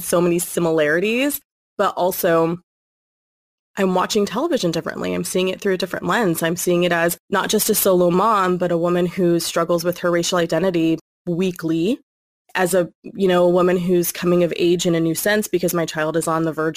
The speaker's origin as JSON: {"language": "English", "region": "California", "country": "United States", "tie": "born or raised there", "said": "born and raised in California, but where I reside is specifically in the Central Valley"}